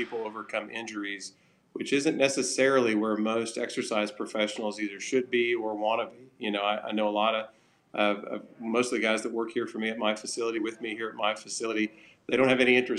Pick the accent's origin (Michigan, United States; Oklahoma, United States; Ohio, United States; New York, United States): Oklahoma, United States; accent: Southern